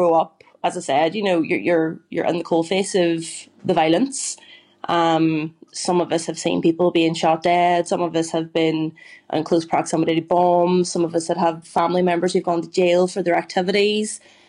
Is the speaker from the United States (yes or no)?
no; Derry, Northern Ireland, United Kingdom; I grew up in Derry. I moved to just near the Bogside when I was 6 years old.